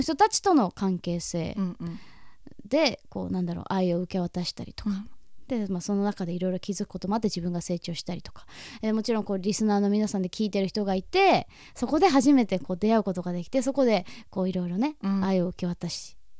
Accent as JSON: {"language": "Japanese", "region": "Hokkaido", "country": "Japan", "tie": "born or raised there", "said": "私はこう北海道で育った人間として"}